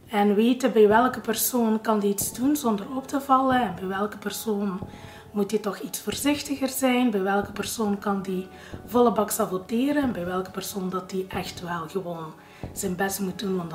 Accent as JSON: {"language": "Dutch", "town": "Genk", "region": "Flanders", "country": "Belgium", "said": "ik ben 35 jaar, ik kom uit Genk en ik ben een receptionist."}